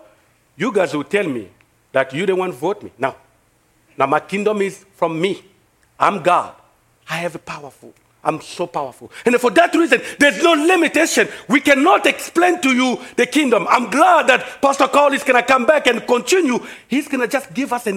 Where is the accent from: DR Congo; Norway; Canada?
DR Congo; accent: French; English is a second language; now in United States; I'm from Congo, in Africa, in the middle of Africa, this is where I came from.